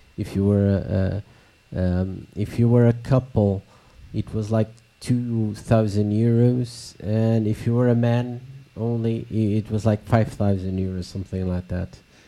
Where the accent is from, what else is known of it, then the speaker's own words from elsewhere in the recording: Florida, United States; I was original from South Florida